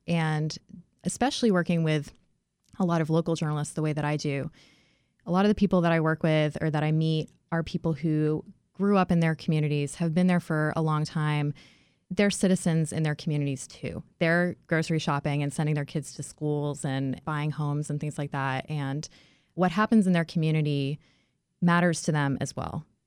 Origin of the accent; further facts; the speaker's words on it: near Boston, Massachusetts, United States; moved away; I grew up near Boston